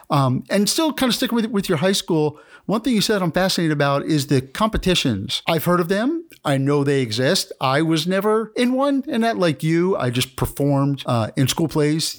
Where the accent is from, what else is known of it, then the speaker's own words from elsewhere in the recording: New York area, United States; I'm from, I'm from New, the New York area